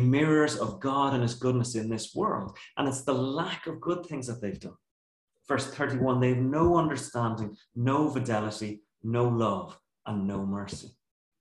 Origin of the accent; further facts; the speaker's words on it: Ireland; our culture as Irish people